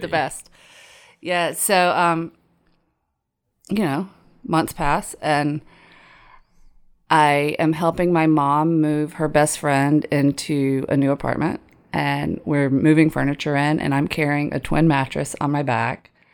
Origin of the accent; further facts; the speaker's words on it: Tifton, Georgia area, United States; She wanted me to go to the local community college. Abraham Baldwin Agricultural College.